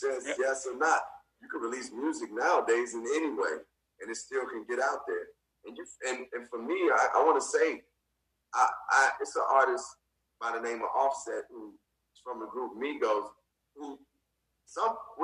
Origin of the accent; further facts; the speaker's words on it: Chicago, Illinois, United States; growing up in Chicago